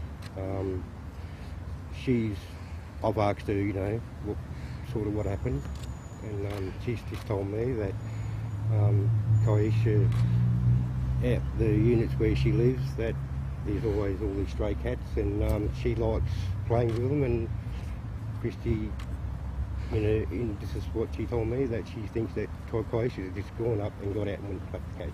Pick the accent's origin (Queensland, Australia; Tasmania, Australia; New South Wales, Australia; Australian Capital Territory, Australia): Australian Capital Territory, Australia; Canberra; I'm actually from Canberra, and I came straight up from Canberra on Sunday afternoon